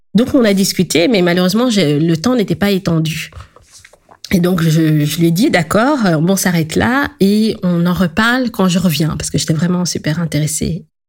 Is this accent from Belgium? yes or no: yes; Belgium; Je suis née en Belgique, j'ai grandi dans la culture belge